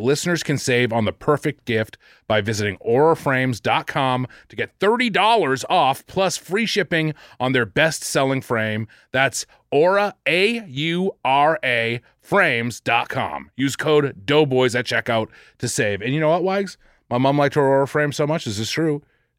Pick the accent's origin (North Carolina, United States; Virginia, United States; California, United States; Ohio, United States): Ohio, United States; Dayton; I'm from Dayton, Ohio.